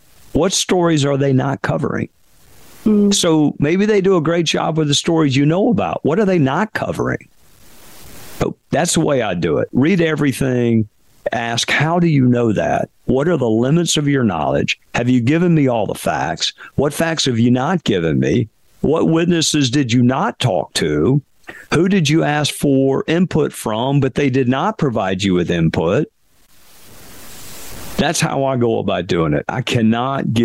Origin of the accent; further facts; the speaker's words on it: Spartanburg, South Carolina, United States; Wofford, which is a small liberal arts school in my hometown